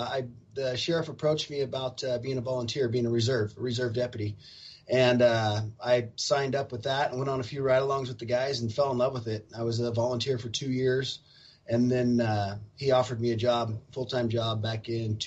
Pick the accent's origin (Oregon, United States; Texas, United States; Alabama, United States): Oregon, United States; Eastern; also born or lived in Pendleton, Oregon / Seattle area, Washington; I was born and raised here in Eastern Oregon. I grew up here, went to school here, raised my family here.